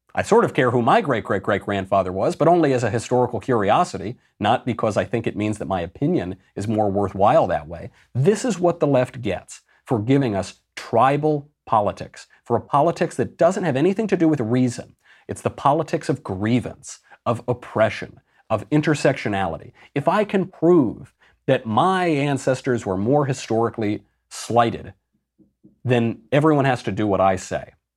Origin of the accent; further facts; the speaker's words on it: United States; I'm American